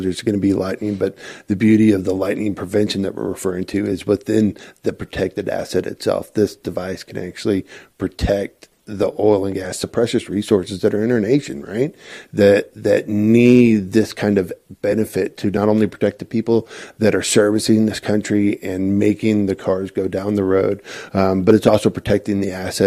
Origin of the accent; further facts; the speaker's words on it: Spokane, Washington, United States; moved away as an adult; also born or lived in St. Louis; now in Midland, United States; I grew up in Spokane, Washington.